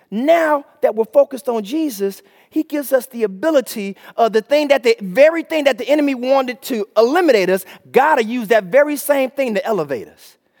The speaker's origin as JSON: {"language": "English", "town": "Chicago", "region": "Illinois", "country": "United States", "moved": "yes", "said": "I'm from Chicago."}